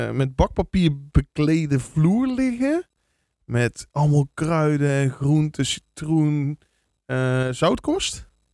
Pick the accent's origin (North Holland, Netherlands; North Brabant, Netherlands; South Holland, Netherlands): North Brabant, Netherlands; Vlijmen; ik kom dan van oorsprong uit Vlijmen. En dat is een dorpje met 12, 13.000 inwoners.